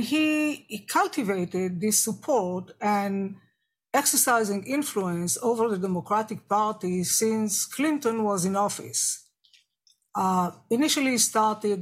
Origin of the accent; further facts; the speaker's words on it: Israel; now in United States; I was born and raised in Israel. I am Jewish and an American citizen.